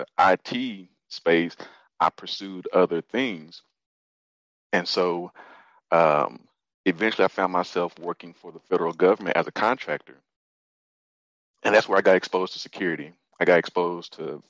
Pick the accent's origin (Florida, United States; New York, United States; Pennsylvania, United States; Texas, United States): Texas, United States; Fort Worth; I'm from Fort Worth